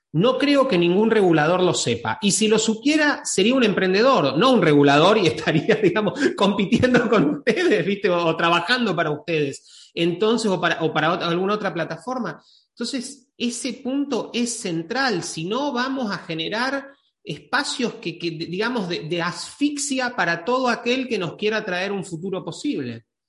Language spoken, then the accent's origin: Spanish; Argentina; yo, soy de Argentina